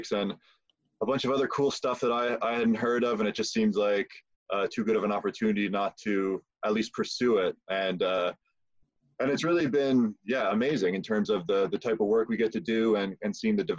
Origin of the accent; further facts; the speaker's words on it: Prince Edward Island, Canada; moved away as an adult; now in London, Canada; I'm from Prince Edward Island.